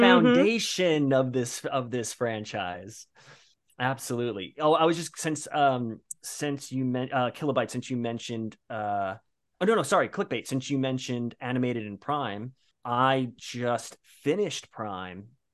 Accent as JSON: {"language": "English", "town": "Bayonne", "region": "New Jersey", "country": "United States", "moved": "as an adult", "lives_now": "New York, United States", "said": "I'm currently in New York, but I'm originally from Bayonne, New Jersey, came to New York for acting school"}